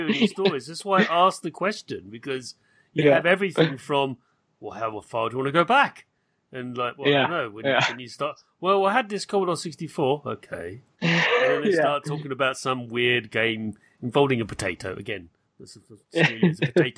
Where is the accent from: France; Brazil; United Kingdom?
United Kingdom; I'm British